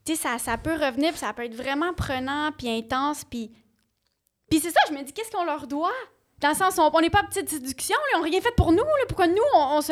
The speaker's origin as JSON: {"language": "French", "region": "Ontario", "country": "Canada", "tie": "born or raised there", "moved": "yes", "said": "je viens de l'Ontario"}